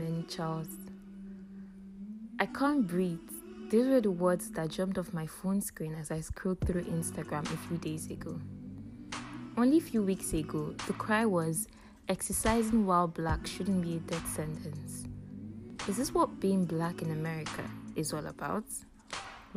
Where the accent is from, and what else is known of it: Nigeria; born or raised there